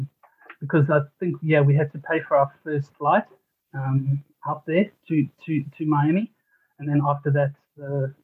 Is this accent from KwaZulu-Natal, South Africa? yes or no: no; Cape Town, Western Cape, South Africa; moved away as an adult; also born or lived in Johannesburg, South Africa; now in New Zealand; I was born in Cape Town. Then when I was about 11, we moved up to Johannesburg.